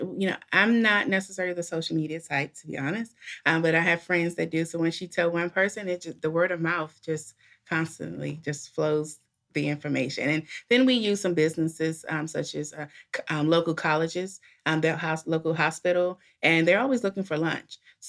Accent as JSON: {"language": "English", "town": "Washington", "region": "District of Columbia", "country": "United States", "tie": "born or raised there", "said": "Well, I am born and raised in Washington, D.C. I live outside of that area."}